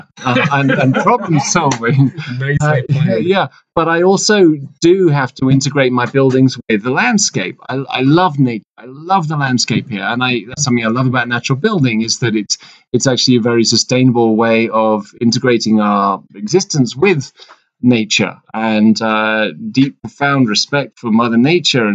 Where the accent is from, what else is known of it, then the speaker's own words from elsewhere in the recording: London, United Kingdom; moved away; I grew up in London